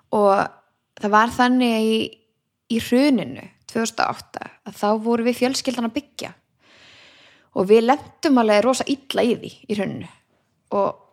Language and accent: Icelandic; Garðabær, Capital Region, Iceland; elst ég bara upp í Garðabæk